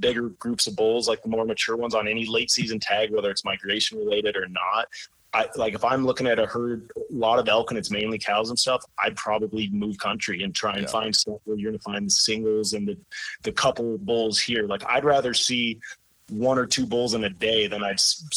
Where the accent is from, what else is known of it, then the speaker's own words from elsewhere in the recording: Idaho, United States; where I grew up in Idaho